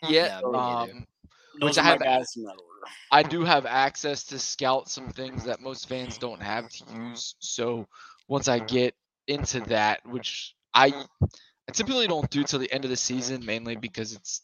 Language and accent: English; Camden, New Jersey, United States; also born or lived in Philadelphia; I grew up right outside of Camden, New Jersey, which is literally 5 minutes from Philly